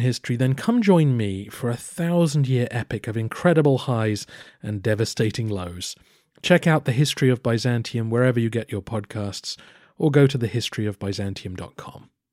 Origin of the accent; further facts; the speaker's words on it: England, United Kingdom; I am also an Englishman